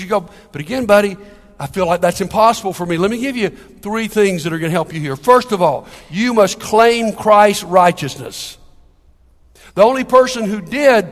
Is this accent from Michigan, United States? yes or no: no; Capitol Heights, Maryland, United States; the church I grew up down in Capitol Heights